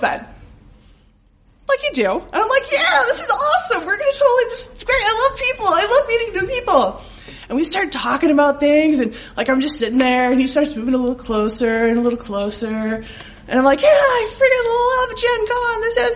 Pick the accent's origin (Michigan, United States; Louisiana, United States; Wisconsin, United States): Wisconsin, United States; I'm from Wisconsin